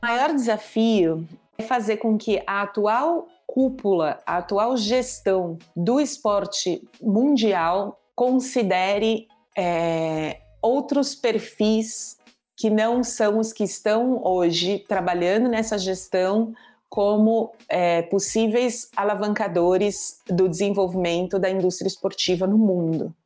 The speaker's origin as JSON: {"language": "Portuguese", "country": "Brazil", "said": "sou brasileira"}